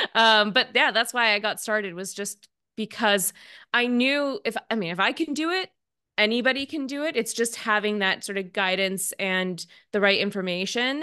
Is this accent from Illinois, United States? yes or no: no; Seattle, Washington, United States; moved away as an adult; I'm from Seattle